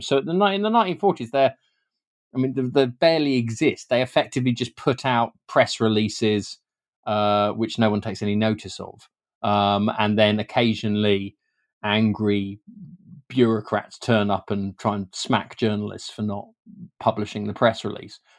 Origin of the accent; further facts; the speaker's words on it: United Kingdom; as a British Mexicanist